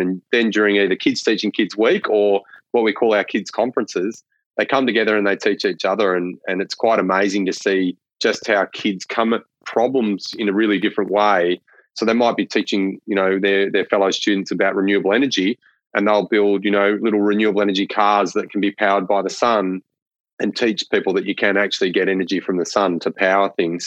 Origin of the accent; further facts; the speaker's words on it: northwest Victoria, Australia; growing up in northwest Victoria